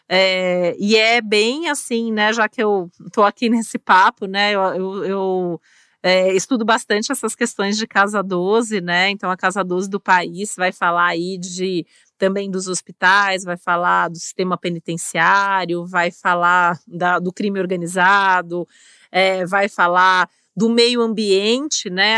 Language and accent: Portuguese; Brazil; no nosso país